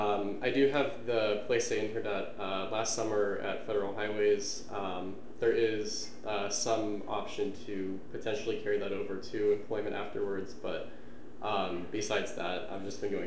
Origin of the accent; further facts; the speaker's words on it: Arlington, Virginia, United States; I'm a senior engineering major at JMU. I'm from Arlington, Virginia.